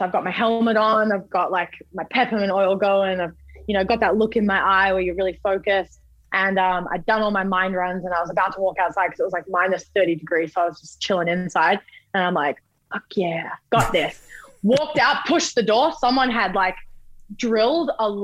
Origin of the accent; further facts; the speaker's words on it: Australia; being Australian